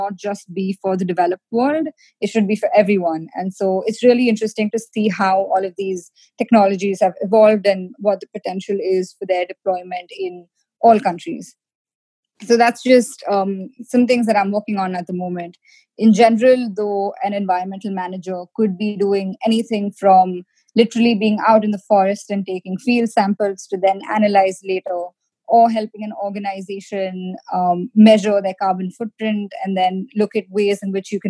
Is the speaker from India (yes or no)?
yes; India; now in United States; being an Indian, we're always taught the importance of sort of being scrappy, jugaad